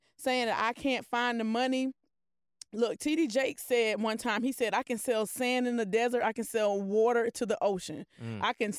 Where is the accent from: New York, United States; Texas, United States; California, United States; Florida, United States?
Florida, United States; Polk County; I'm from Polk County.